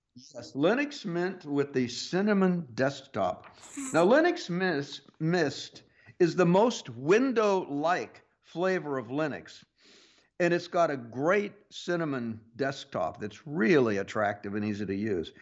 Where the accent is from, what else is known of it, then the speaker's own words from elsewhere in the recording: Pittsburg, Kansas, United States; moved away; I grew up in Kansas